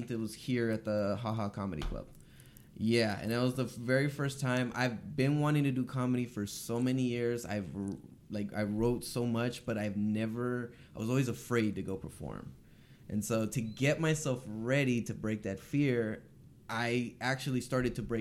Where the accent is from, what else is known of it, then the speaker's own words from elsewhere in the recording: Los Angeles, California, United States; from here, North Hollywood.